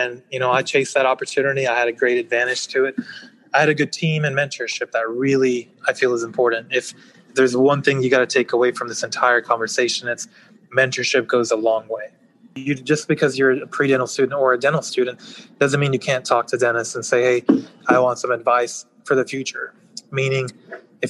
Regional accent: Texas, United States; also born or lived in Pakistan; I was born in Pakistan, and I moved here when I was three, so essentially raised here in Texas

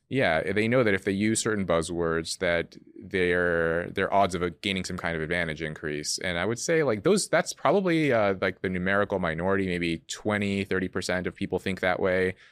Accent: California, United States; where I grew up in California

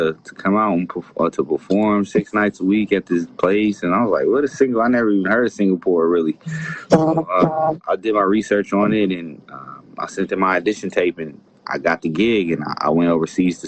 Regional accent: United States; moved away as an adult; now in Thailand; me being from the States

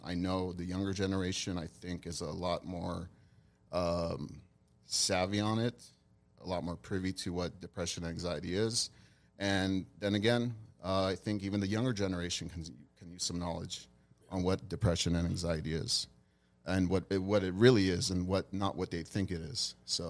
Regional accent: Glendale, California, United States; also born or lived in Hollywood; I was born and raised here in Glendale, actually born in Hollywood, California.

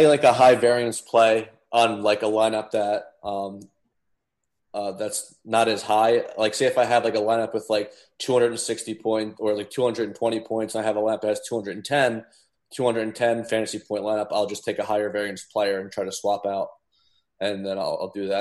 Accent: New Jersey, United States; I was born and raised in New Jersey

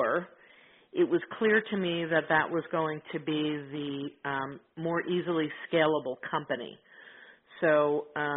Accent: Middlesex County, New Jersey, United States; in New Jersey

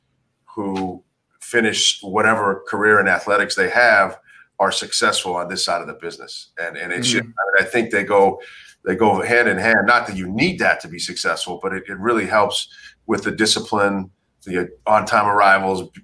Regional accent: Salt Lake City, Utah, United States; I grew up in Salt Lake City.

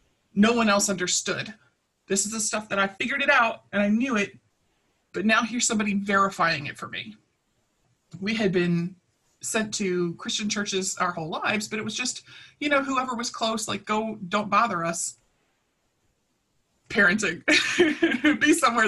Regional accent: Baltimore, Maryland, United States; as a kid, I grew up in Baltimore City, in North Baltimore

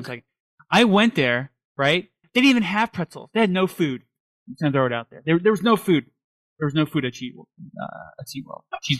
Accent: New York City, New York, United States; I grew up in New York, I grew up in the city.

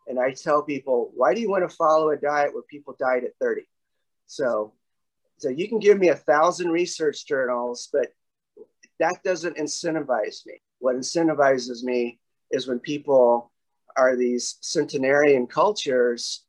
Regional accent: the South, United States; moved away as an adult; also born or lived in Oklahoma / Texas; So Oklahoma and Texas is where I spent all my life till I was 20

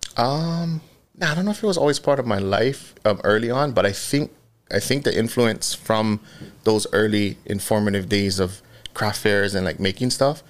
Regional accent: Kahalu'u, Hawaii, United States; born and raised in Kahalu'u, Okana Road.

